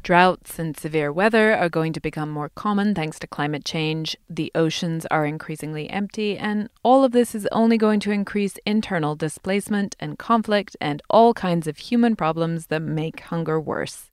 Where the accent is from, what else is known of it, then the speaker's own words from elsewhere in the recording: England, United Kingdom; now in United States; in my home country of England